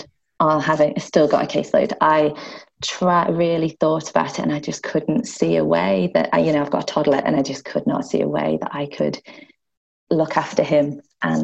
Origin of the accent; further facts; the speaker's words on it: United Kingdom; I'm from the United Kingdom